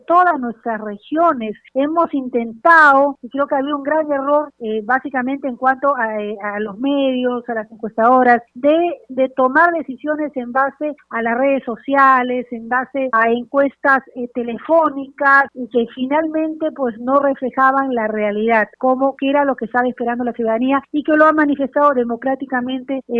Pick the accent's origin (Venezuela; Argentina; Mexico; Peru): Peru; creo que como peruanos como demócratas tenemos que saludar el esfuerzo, la voluntad que han tenido tanto hombres como mujeres en el país